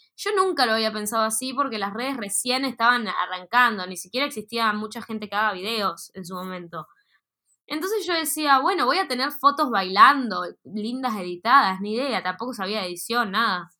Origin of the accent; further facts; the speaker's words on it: Neuquén, Argentina; moved away as an adult; now in Buenos Aires, Argentina; yo estuve desde, en esa escuela acá en Neuquén desde los 8 hasta que egresé en secundaria hasta los 18, 17